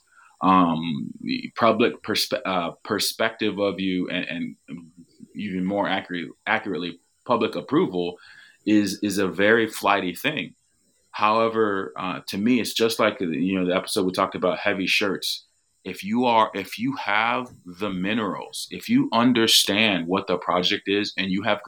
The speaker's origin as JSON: {"language": "English", "country": "United States", "said": "as an American, as somebody who does not live in the UK"}